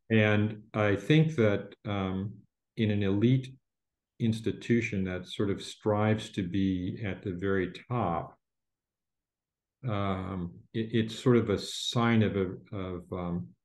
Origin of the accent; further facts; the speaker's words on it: Midwest, United States; I was a kid from the Midwest who'd been turned